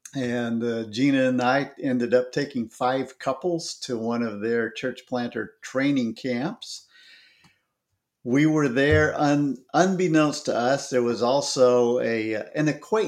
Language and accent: English; Seattle-Tacoma area, Washington, United States; moved away as an adult; also born or lived in Memphis / Kenya / Lubbock / Portland, Oregon; I grew up in the Seattle-Tacoma area of Washington State and then went to Harding University and found out that I lived in a mission field.